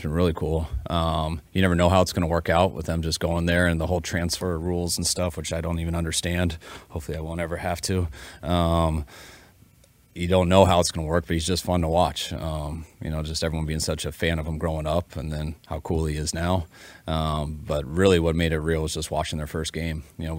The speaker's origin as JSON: {"language": "English", "region": "Colorado", "country": "United States", "said": "And I'm from Colorado, so my wife went there."}